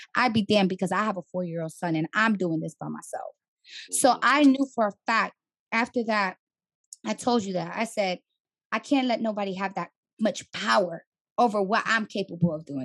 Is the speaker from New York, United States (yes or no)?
yes; New York City, New York, United States; moved away as an adult; now in Atlanta, United States; I'm from the Bronx, born and raised